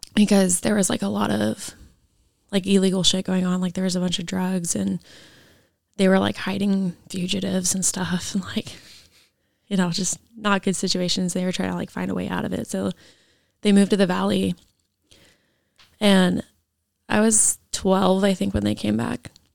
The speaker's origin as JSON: {"language": "English", "town": "Issaquah", "region": "Washington", "country": "United States", "tie": "born or raised there", "said": "so I grew up in Issaquah, and then I lived with my grandparents over there"}